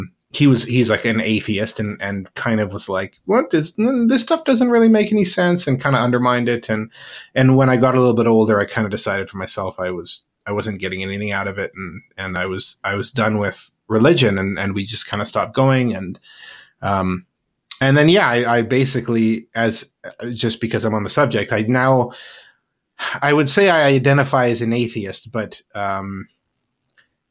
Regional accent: Penticton, British Columbia, Canada; I grew up in British Columbia, Canada, in a small city, sort of in the interior of BC, called Penticton

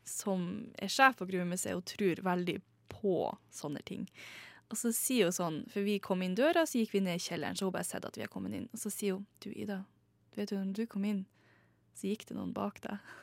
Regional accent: Northern Norway, Norway; jeg er nordlending, jeg er fra en liten plass, liten spøkelsesby, der mange folk har dødd i gruven.

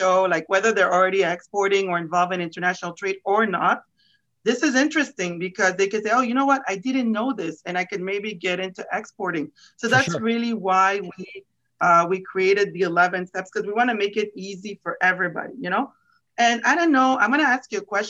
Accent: Canada; first language French; English is a second language; moved away as an adult; now in Florida, United States; I'm originally from Canada, and I'm half Italian, half Egyptian. So I spoke four languages. I speak, my first language is French, French Canadian

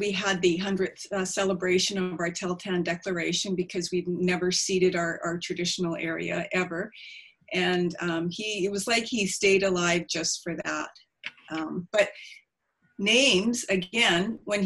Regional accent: Prince Rupert, British Columbia, Canada; I grew up in Lahain, which is Prince Rupert

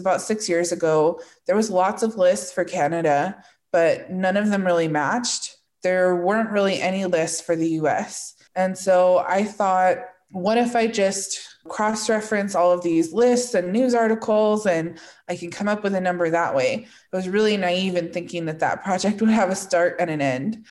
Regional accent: Northern California, United States; moved away as an adult; also born or lived in southern Arizona; now in Arizona, United States; I grew up in Northern California in a kind of rural area along the coast just south of Oregon.

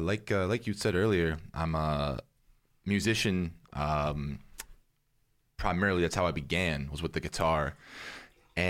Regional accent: Canada

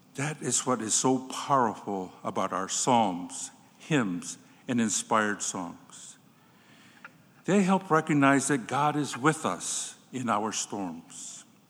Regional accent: Cochiti Pueblo Reservation, New Mexico, United States; When I was a little boy growing up on the Coche de Pueblo Reservation in New Mexico

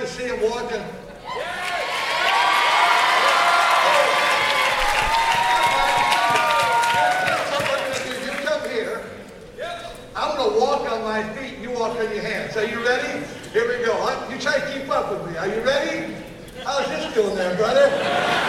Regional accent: Virginia, United States; I'm from Virginia

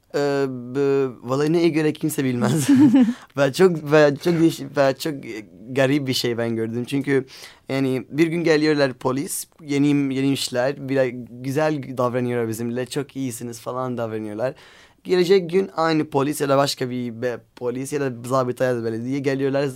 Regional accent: Aleppo, Aleppo Governorate, Syria; Turkish is a second language; now in Istanbul, Turkey; Biz Suriyeliyiz. Ve Halep'teyken bayağı bir konserler yaptık beraber.

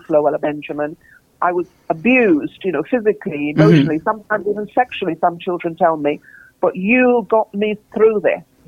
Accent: Trinidad & Tobago; moved away; I grew up in this incredible environment of vibrancy of Trinidad

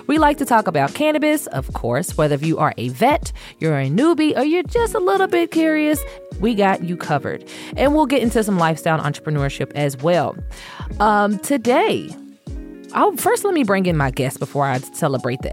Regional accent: Louisville, Kentucky, United States; moved away; I'm originally from Louisville, Kentucky

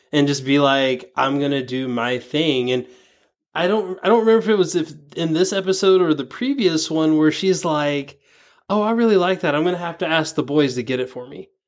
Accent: the South, United States; growing up in the South, I mean, I'm sure you probably you've had this maybe before. I I was kind of raised out of my accent.

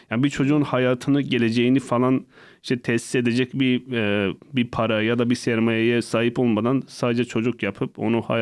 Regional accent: Hasköy, Muş Province, Turkey; Hazköy ilçesi Gökyazı köyünde ve birinci sınıfa kadar hiç böyle e, insan arasında çıkmadım

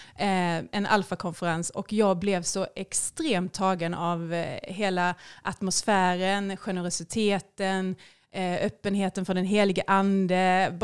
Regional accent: Skåne, Sweden; Jag är ju då en Skånetös, eh, uppvuxen i en helt vanlig sekulariserad svensk familj

